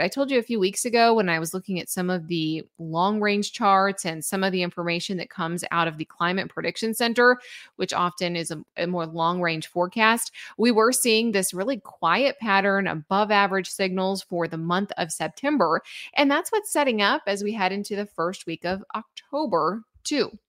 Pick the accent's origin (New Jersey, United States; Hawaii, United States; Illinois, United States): Illinois, United States; moved away; I am originally from Illinois.